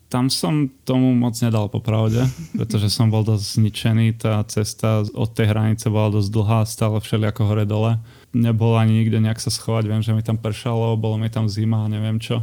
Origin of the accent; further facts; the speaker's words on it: Piešťany, Trnava Region, Slovakia; also born or lived in Trenčín; Ja som z Adama Trána, takže Piešťan